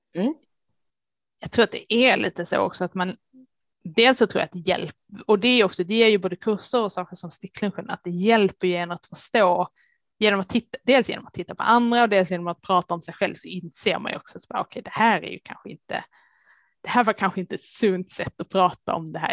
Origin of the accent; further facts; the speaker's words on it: Lund area, Skåne, Sweden; accent: Scanian (implied by dialect reference to Lund); moved away; alla som hör min dialekt kanske kan gissa att eh, Lund är ett ställe dit jag behöver åka med jämna mellanrum